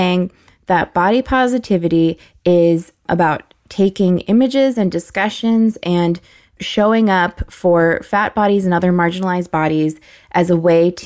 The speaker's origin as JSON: {"language": "English", "country": "United States", "said": "as an American, I had a weak body used to air conditioning"}